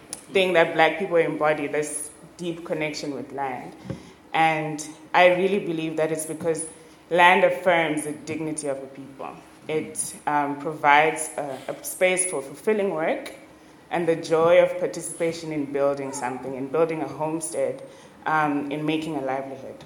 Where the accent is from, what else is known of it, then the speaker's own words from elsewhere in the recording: Zimbabwe; I am from Zimbabwe